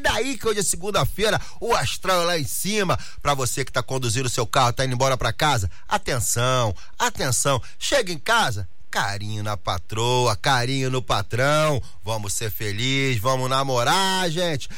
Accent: Rio de Janeiro, Brazil; now in Portugal; eu sou carioca

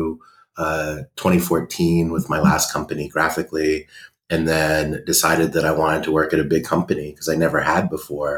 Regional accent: San Jose, California, United States; I grew up in San Jose, California, sort of the heart of Silicon Valley

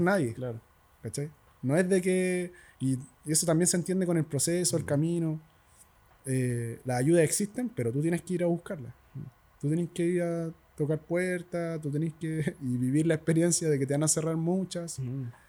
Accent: El Castillo, Santiago Metropolitan Region, Chile; en el castillo en el lugar donde yo nací y me crié

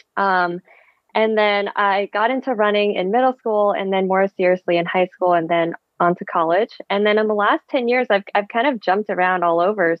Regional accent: East Bay, Bay Area, California, United States; first language Vietnamese; English is a second language; also born or lived in Vietnam / New York City / Boulder; So I grew up in the Bay Area. I was originally born in Vietnam, and my family and I immigrated to the Bay Area when I was two

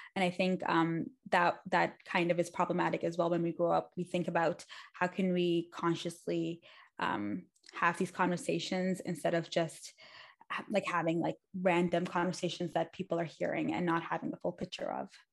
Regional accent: Dubai, United Arab Emirates; moved away; also born or lived in Pakistan; I went to school in Dubai for most of my life

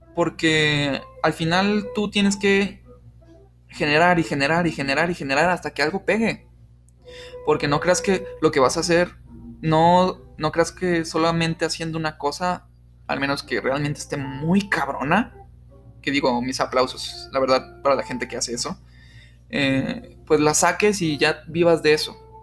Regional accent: Mexico; somos mexicanos

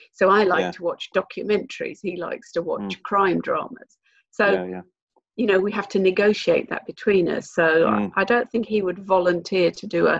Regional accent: United Kingdom; now in New Zealand; I'm an import to this country. I'm British

